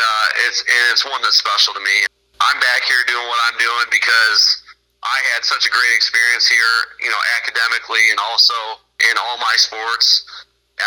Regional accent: Byron, United States; I actually grew up in Byron, so right back home, and wouldn't want to be anywhere else

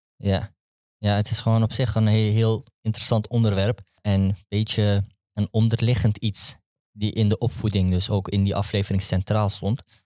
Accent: Netherlands; ik ben gewoon opgegroeid in Nederland

